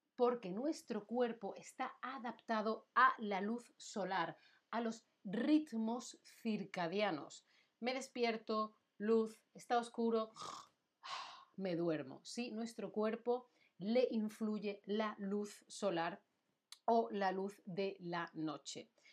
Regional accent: Spain; now in Germany; Yo soy de España

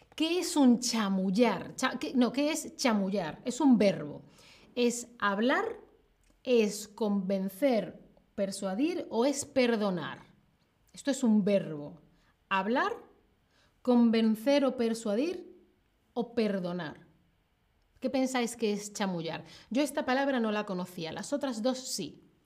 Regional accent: Seville, Andalusia, Spain; Yo soy de Sevilla, soy sevillana. Soy de Andalucía, soy andaluza

